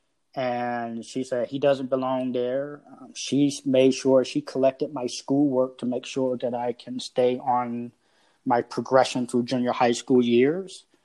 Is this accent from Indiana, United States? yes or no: no; Los Angeles, California, United States; Born and raised in Los Angeles, California, 1966